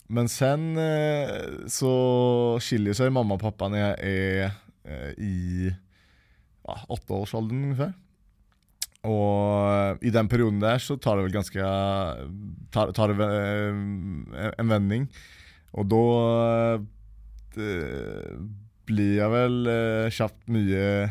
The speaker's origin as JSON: {"language": "Norwegian", "town": "Uddevalla", "region": "Västra Götaland", "country": "Sweden", "tie": "born or raised there", "moved": "yes", "said": "jeg ble født uh, i Uddevalla, da, eh, som er den svenske byen som jeg kommer fra"}